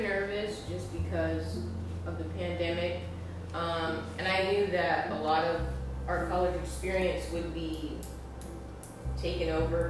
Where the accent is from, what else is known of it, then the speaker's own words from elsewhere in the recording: Denver, Colorado, United States; moved away as an adult; now in Oklahoma, United States; I'm from Denver, Colorado. I graduate in 2024.